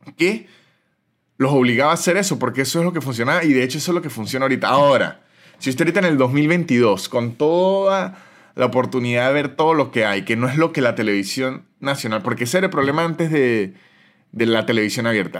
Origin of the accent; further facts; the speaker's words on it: San Cristóbal, Táchira, Venezuela; moved away as an adult; de donde soy yo, que es de San Cristóbal, es una ciudad muy de fútbol